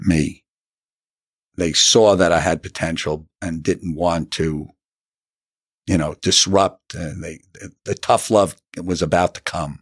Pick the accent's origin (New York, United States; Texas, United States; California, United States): New York, United States; New City; also born or lived in Syracuse, New York / Long Island, New York; I am from Rockland County, New City, New York